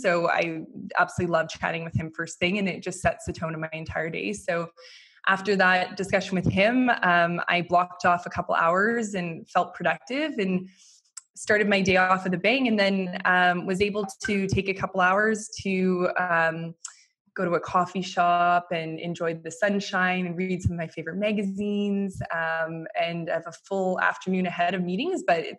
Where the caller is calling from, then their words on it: Paris, Île-de-France, France; I am calling in from Paris, back home, or one of my homes